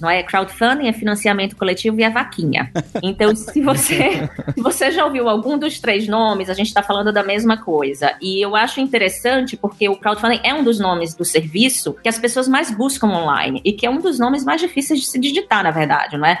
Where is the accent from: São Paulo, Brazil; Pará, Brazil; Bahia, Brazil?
Bahia, Brazil; Juazeiro; moved away; Eu sou do interior da Bahia